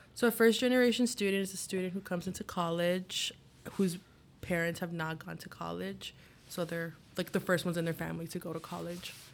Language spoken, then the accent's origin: English; Chicago, Illinois, United States; I'm from Chicago